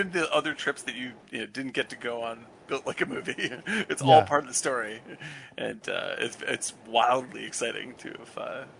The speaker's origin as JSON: {"language": "English", "area": "Cape Cod", "region": "Massachusetts", "country": "United States", "tie": "born or raised there", "said": "I grew up on Cape Cod"}